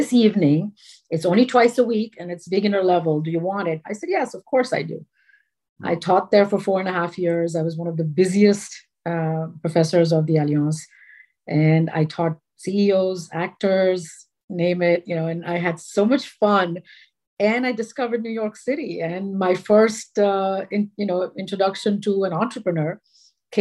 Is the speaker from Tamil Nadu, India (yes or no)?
yes; Chennai, Tamil Nadu, India; also born or lived in Ahmedabad, Gujarat / Bombay; I was born in Ahmedabad in Gujarat. When I was 10, we moved to Madras. It's known as Chennai now. So my middle and high school education was in Chennai.